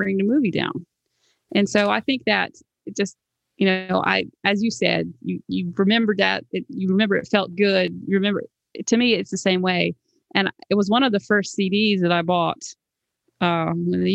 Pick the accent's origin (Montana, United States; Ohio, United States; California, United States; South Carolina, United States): South Carolina, United States; moved away; I'm originally from South Carolina